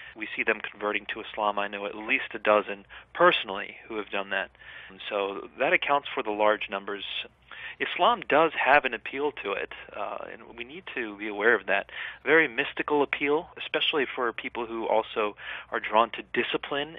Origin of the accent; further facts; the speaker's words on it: United States; as a child growing up in the West